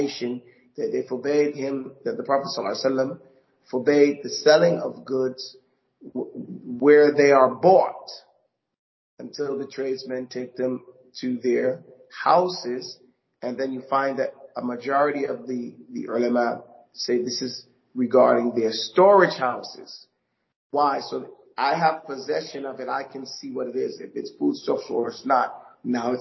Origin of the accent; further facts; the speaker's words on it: New York, United States; growing up in New York